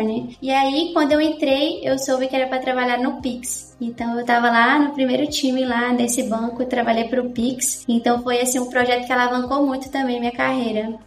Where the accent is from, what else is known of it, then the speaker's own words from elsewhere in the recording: Aparecida de Goiânia, Goiás, Brazil; moved away as an adult; also born or lived in Bahia; now in A Coruña, Spain; E eu sou de Goiânia, nasci em Goiânia, Goiás e vivi em Aparecida de Goiânia, que é a segunda maior cidade lá